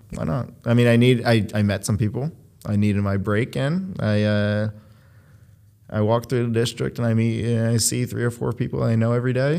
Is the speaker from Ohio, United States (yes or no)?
yes; Cleveland, Ohio, United States; moved away as an adult; also born or lived in Beachwood, Ohio / Philadelphia, Pennsylvania; now in New York, United States; I was born in Cleveland, Ohio, or Cleveland Heights specifically. I moved to Beechwood, a largely Jewish area.